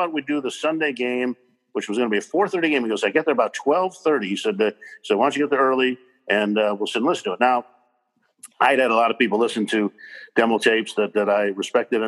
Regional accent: Los Angeles, California, United States; also born or lived in Chicago; now in Oregon, United States; growing up in Los Angeles

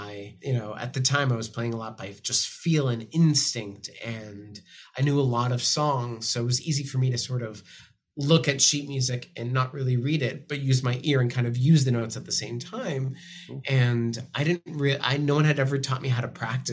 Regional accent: Framingham, Massachusetts, United States; I grew up just outside of Boston in a town called Framingham, Massachusetts

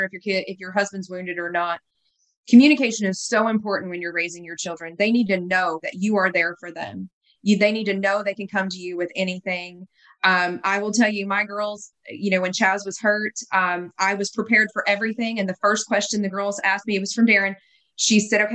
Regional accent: the South, United States; moved away; I was from the South and I had all the Southern cooking

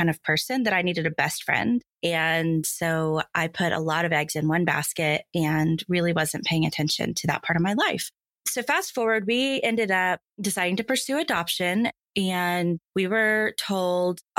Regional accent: Dallas, Texas, United States; I'm from Dallas. I live in Dallas. I grew up in Dallas. So longtime Dallasite here

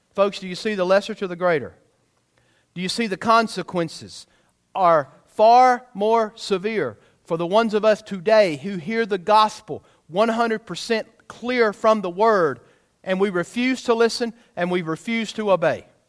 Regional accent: United States; I'm American-born

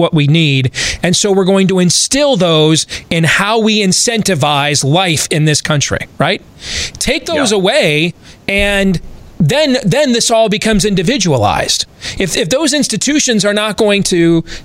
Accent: Michigan, United States; now in Iowa, United States; I'm wearing a Michigan Big Ten championship shirt today because I grew up there and I'm a Michigan fan

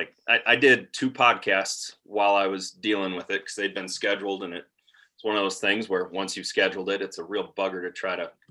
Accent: Wisconsin, United States; now in Montana, United States; I'm originally from Wisconsin

